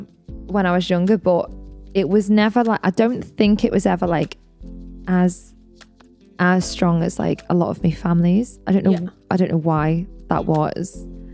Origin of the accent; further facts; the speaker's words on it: North West England, United Kingdom; accent: Scouse; Because I've had my scouse topped up because I was there yesterday. I have to go every now and again and top my accent up.